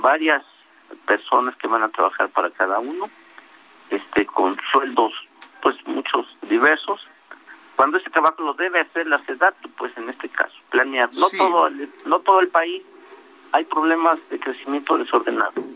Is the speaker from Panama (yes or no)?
no; State of Mexico, Mexico; mi estado, que yo soy del Estado de México